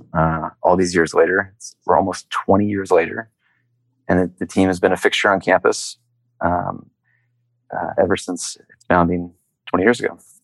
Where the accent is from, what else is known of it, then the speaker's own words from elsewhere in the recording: Lawrenceville, Georgia, United States; I grew up in a really small town in the state of Georgia a uh, place called Lawrenceville